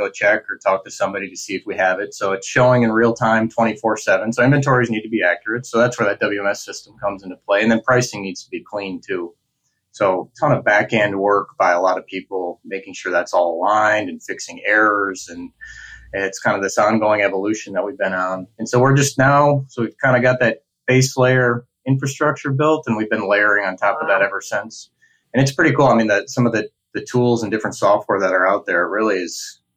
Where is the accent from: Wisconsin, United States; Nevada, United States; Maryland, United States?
Wisconsin, United States; Green Bay; also born or lived in Minnesota; I grew up in the Midwest. I grew up in Green Bay, went to school in Minnesota